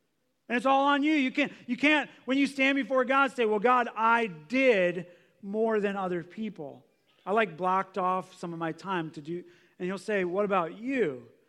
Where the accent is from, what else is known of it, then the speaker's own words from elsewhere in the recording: United States; We grew up in America. Our parents were kind of good. They took us to church